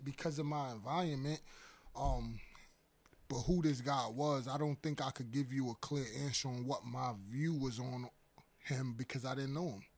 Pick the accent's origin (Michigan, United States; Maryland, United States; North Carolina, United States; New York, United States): New York, United States; New York City; I'm originally from Harlem, New York